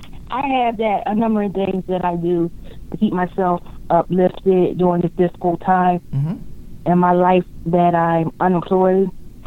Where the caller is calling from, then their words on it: New Jersey, United States; From Jersey. I know you had another … from Texas.